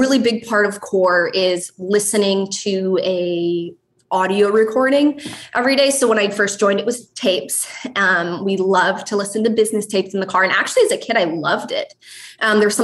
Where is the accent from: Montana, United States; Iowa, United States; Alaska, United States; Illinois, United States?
Montana, United States; I grew up in Montana